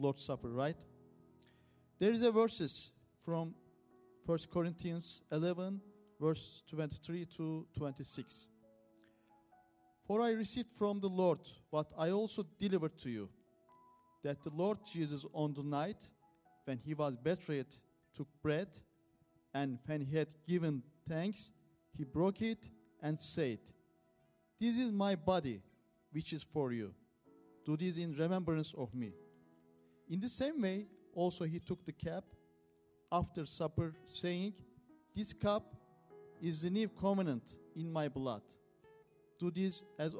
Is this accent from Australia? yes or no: no; Turkey; English is a second language; moved away; We are from Turkey